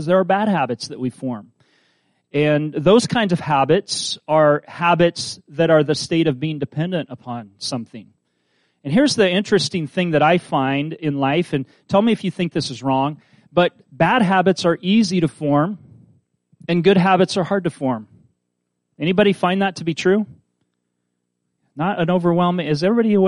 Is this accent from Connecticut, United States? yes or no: no; Kansas, United States; I'm from Kansas, but I'm from the suburbs